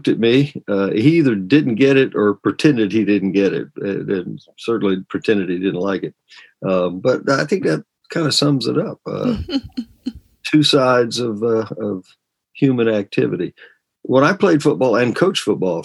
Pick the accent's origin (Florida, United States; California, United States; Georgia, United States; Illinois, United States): Georgia, United States; now in Virginia, United States; I'm from Georgia, but I've been here most of my life now.